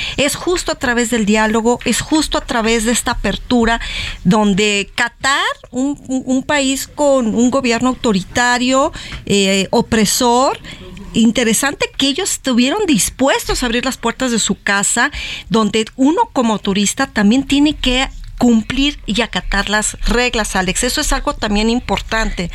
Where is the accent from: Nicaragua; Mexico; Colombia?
Mexico; como mexicanos